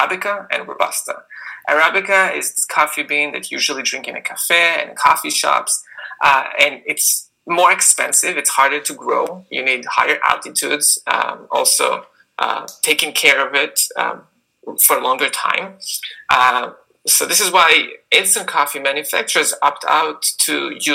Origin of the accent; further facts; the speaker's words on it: Israel; moved away as an adult; now in United States; as you can hear by my accent, I grew up in Israel